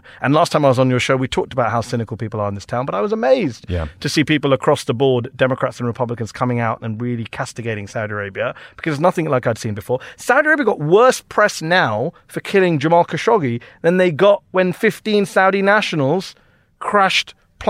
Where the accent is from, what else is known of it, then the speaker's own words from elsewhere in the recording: United Kingdom; It's not just the U.S. I'm from Britain.